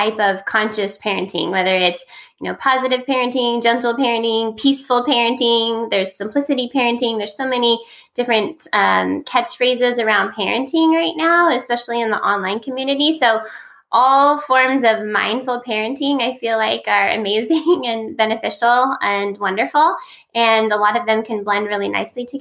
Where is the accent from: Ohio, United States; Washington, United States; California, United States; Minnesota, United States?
California, United States; I'm from California